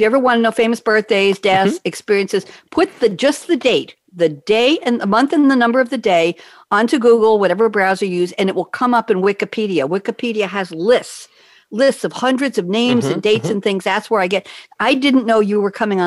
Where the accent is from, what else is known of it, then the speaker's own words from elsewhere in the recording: Long Island, New York, United States; I'm a Long Island girl